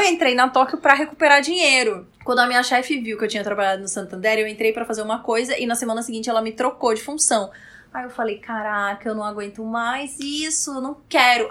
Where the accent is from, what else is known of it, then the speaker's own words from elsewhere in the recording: Roraima, Brazil; moved away as an adult; now in São Paulo, Brazil; eu sou de Roraima. E eu vim fazer faculdade em São Paulo